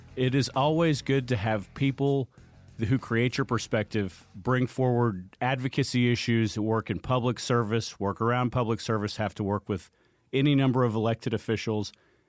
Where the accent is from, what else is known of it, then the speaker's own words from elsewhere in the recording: Gwinnett County, Georgia, United States; I grew up in Gwinnett. It's not far.